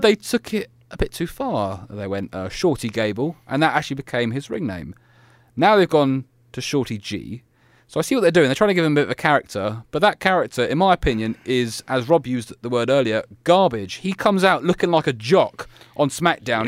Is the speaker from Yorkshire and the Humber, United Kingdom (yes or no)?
yes; Leeds, Yorkshire and the Humber, United Kingdom; I am your host from Leeds, England